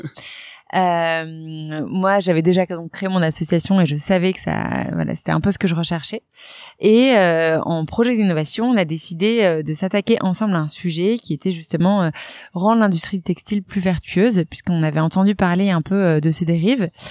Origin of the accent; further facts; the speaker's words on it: Reims, Grand Est, France; moved away; also born or lived in Paris; donc moi, j'ai grandi, euh, de base, je viens de Reims.